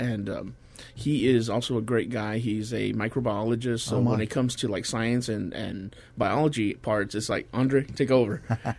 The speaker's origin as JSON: {"language": "English", "town": "McAllen", "region": "Texas", "country": "United States", "tie": "born or raised there", "moved": "yes", "lives_now": "San Antonio, United States", "said": "I'm from McAllen"}